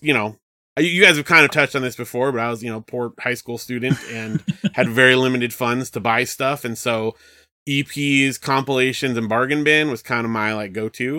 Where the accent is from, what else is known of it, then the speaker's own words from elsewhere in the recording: Southern California, United States; I grew up in Southern California